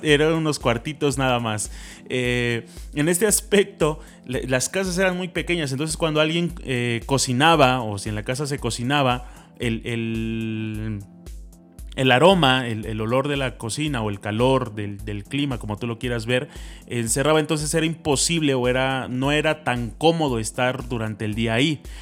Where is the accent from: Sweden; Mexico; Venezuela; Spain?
Mexico; a town in the state of Puebla; nosotros no somos de la ciudad de Puebla, venimos de un pueblo del estado de Puebla, aunque suene muy redundante pero pues obviamente somos, somos poblanos